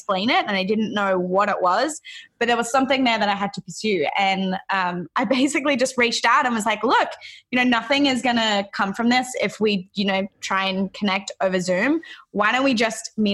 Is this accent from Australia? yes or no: yes; Australia; moved away as an adult; now in Encinitas, United States